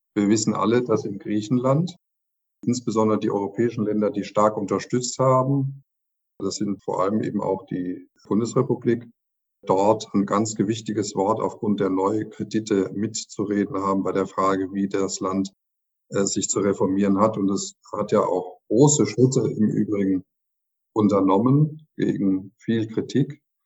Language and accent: German; Germany; bei uns in Deutschland